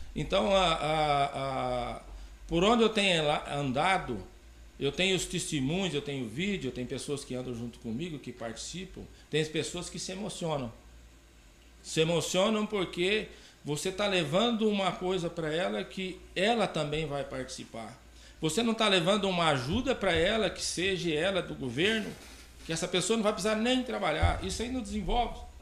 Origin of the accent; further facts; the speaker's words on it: Campo Mourão, Paraná, Brazil; also born or lived in São Paulo; now in Porto Alegre do Norte, Brazil; eu sou paranaense de natural de Campo Mourão